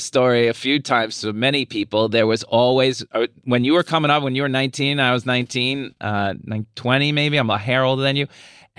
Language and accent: English; Long Island, New York, United States; also born or lived in Albany; now in Manhattan, United States; I'm originally from Long Island, and now most of my life I've been in Manhattan.